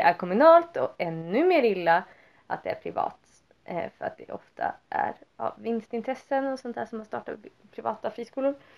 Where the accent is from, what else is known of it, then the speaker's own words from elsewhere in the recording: Vindeln, Västerbotten County, Sweden; där jag växte upp, det är ju inte som om så här, man hade typ typ religiös, typ kristna friskolan i Vindeln